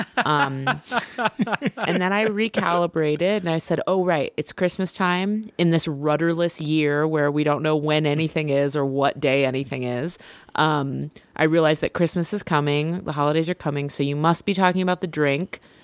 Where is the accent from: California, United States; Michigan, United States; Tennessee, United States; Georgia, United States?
California, United States; Vacaville; moved away; also born or lived in Chicago; I grew up in Vacaville, which is about an hour from where you grew up